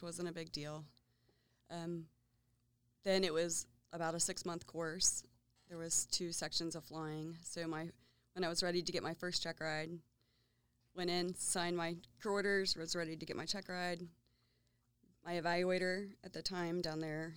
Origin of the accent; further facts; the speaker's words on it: Williamstown, West Virginia, United States; I grew up in Williamstown, West Virginia.